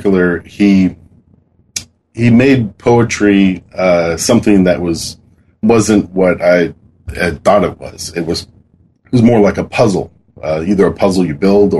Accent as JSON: {"language": "English", "town": "Kent", "region": "Washington", "country": "United States", "tie": "born or raised there", "lives_now": "Kirkland, United States", "said": "I grew up in Washington. I've lived here most of my life, living in a place called Kent"}